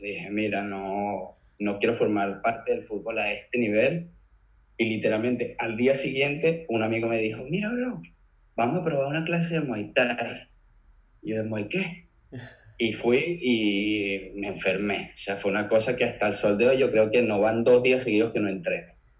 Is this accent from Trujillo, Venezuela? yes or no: no; Caracas, Capital District, Venezuela; moved away as an adult; now in Mallorca, Spain; Crecí en el Marqués, en Caracas